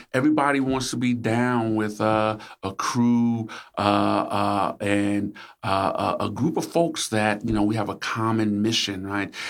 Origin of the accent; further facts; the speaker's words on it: New York City, New York, United States; also born or lived in Upper West Side, New York; when I moved from Harlem